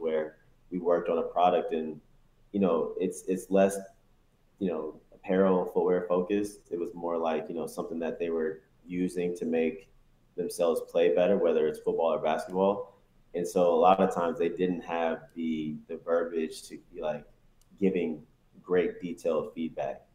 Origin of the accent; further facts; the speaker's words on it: South Carolina, United States; also born or lived in Detroit, Michigan; I was born in Detroit, left there when I was nine, got to South Carolina, you know, was there for nine years, you know, until I graduated high school, 18